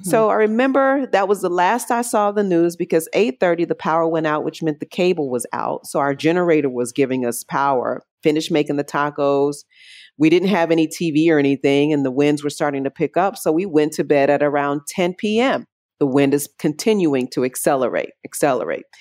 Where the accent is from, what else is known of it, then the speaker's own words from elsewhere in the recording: Chicago, Illinois, United States; moved away as an adult; now in Puerto Rico; I'm originally from Chicago, born and raised Southside, and love Chicago to this day